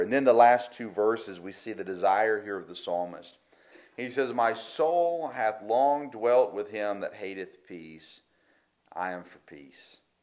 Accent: United States; I, love being American.

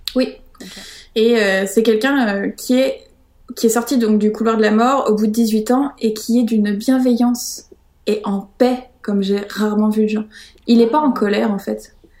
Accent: Paris, Île-de-France, France; now in Brittany, France; je suis née à Paris

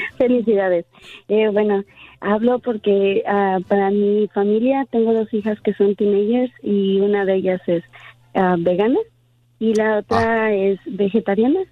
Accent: Acapulco, Guerrero, Mexico; moved away; Crecí en Acapulco

